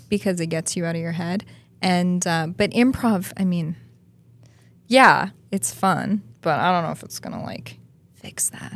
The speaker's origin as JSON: {"language": "English", "town": "Toronto", "region": "Ontario", "country": "Canada", "tie": "born or raised there", "moved": "as an adult", "lives_now": "Los Angeles, United States", "said": "I'm from Toronto"}